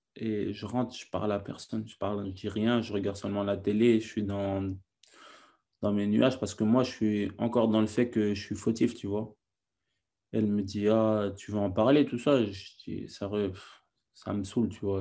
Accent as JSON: {"language": "French", "country": "France", "also_born_or_lived": "Senegal / Naples, Italy", "moved": "yes", "lives_now": "England", "said": "je suis français, je parle italien, je suis euh, sénégalais, je parle peul."}